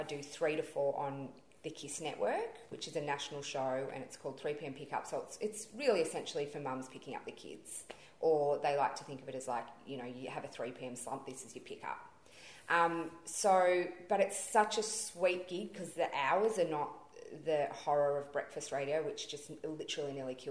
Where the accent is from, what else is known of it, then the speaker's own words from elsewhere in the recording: Melbourne, Victoria, Australia; In Melbourne, where is my hometown, which I'm so Melbourne